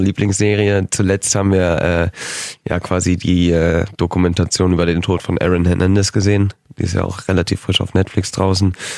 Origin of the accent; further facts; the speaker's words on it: Hanover, Lower Saxony, Germany; also born or lived in Schaumburg; Ich bin Hannoveraner, Schaumburger Hannoveraner, 50-50 sage ich immer.